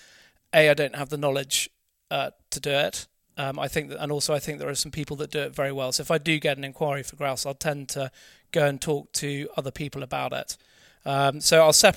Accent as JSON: {"language": "English", "area": "Norfolk", "region": "East of England", "country": "United Kingdom", "tie": "born or raised there", "said": "I grew up in Norfolk"}